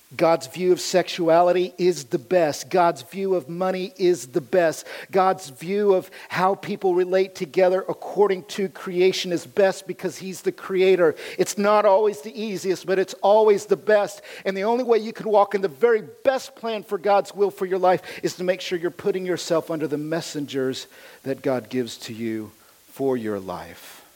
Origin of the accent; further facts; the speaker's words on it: United States; I am as American as you can get